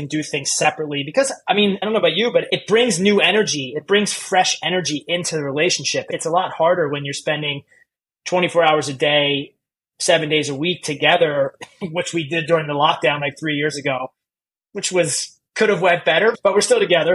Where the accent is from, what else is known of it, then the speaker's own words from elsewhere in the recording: United States; moved away as an adult; also born or lived in New York; as an American